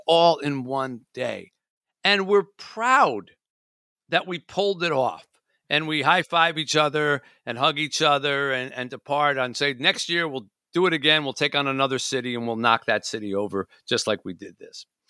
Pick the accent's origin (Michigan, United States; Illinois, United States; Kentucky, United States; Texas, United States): Michigan, United States; I'm from Michigan